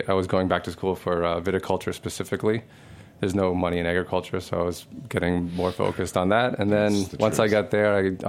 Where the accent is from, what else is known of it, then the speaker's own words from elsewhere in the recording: Boston, Massachusetts, United States; moved away; also born or lived in Christchurch, New Zealand; I'm from Boston originally, and I went to UMass Amherst Stockbridge School of Agriculture, so I studied agriculture